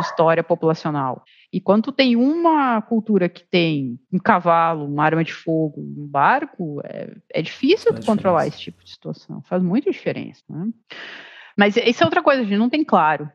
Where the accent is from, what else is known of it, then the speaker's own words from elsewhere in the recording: southern Brazil, Brazil; eu sou do sul do Brasil, de uma cidade só tem alemão, pequena, e na região ali do, da colonização alemã